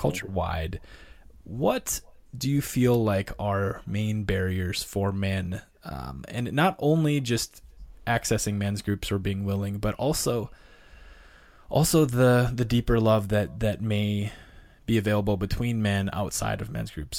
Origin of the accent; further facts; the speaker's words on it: North Dakota, United States; moved away; I grew up in North Dakota in a small town